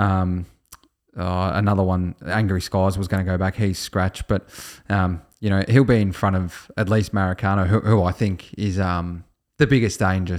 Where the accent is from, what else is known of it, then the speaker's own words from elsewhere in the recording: Australia; As an Australian